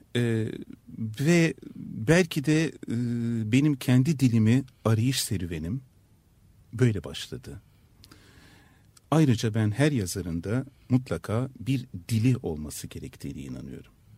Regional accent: Istanbul, Turkey; first language Turkish, French, Ladino; İstanbul'da yaşamanın ne olduğunu biliyorum. Bir Türk olarak yaşamanın ne olduğunu biliyorum.

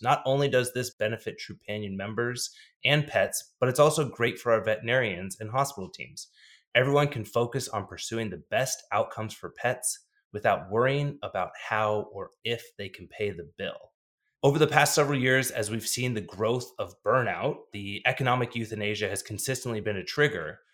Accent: Dallas, Texas, United States; CityVet out of Dallas, Texas, which is my hometown.

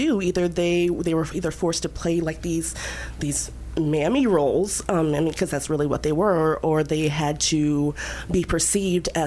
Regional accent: Detroit, Michigan, United States; I'm not from Missouri at all. I was born in Detroit, Michigan.

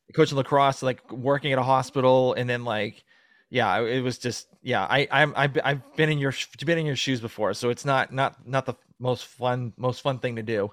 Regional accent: Massachusetts, United States; moved away as an adult; now in Georgia, United States; I'm from the East Coast, so I'm from originally from Massachusetts

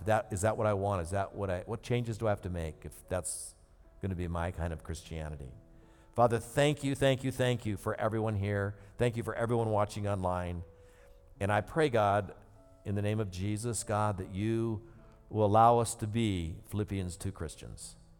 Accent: United States; one of those privileges that we grew up in America

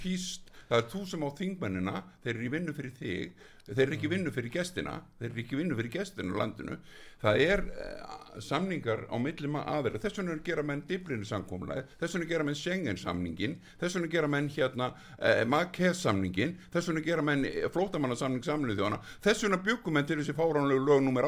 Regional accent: Iceland; við erum 340-50 Íslendingar

